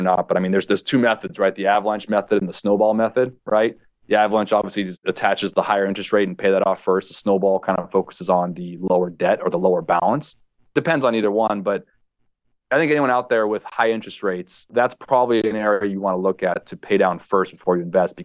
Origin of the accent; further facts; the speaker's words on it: California, United States; also born or lived in Hawaii; Growing up in California, I lived in Hawaii